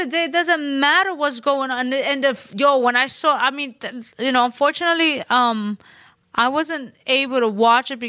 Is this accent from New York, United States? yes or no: yes; New York City, New York, United States; I'm Puerto Rican from the Bronx